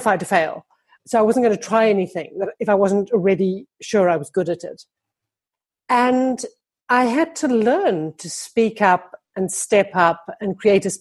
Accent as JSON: {"language": "English", "town": "Johannesburg", "region": "Gauteng", "country": "South Africa", "tie": "born or raised there", "said": "I grew up in Johannesburg, which is like this huge flat grass plain"}